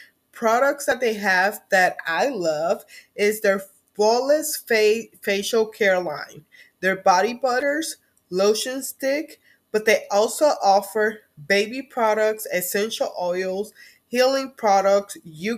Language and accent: English; Puerto Rico; also born or lived in United States; I came from Puerto Rico. I really don't feel like I belong there either. All of my life, I have been between Puerto Rico and the mainland, meaning United States.